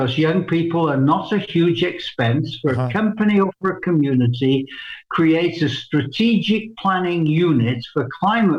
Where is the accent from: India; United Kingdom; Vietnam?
United Kingdom; England; also born or lived in Canada; now in Brussels, Belgium; I'm an Englishman by birth